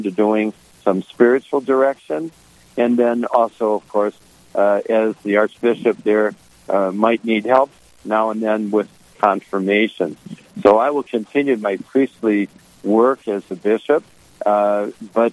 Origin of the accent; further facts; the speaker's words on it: Detroit, Michigan, United States; moved away as an adult; now in Minnesota, United States; I'm going to go home to Motown. I'm from Detroit.